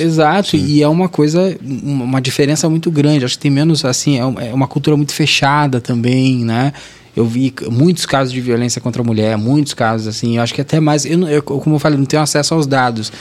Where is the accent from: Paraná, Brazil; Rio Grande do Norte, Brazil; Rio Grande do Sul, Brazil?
Paraná, Brazil; Guarapuava; moved away; Sou, sou de, do Paraná. Sim. Interior de, é próximo de Curitiba